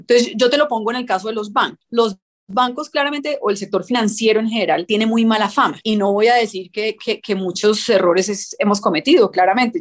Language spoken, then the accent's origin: Spanish; Colombia; nosotros como colombianos